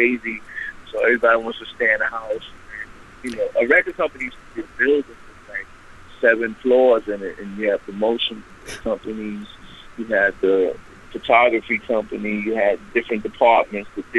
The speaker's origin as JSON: {"language": "English", "town": "New York City", "region": "New York", "country": "United States", "tie": "born or raised there", "said": "I grew up in the Bronx"}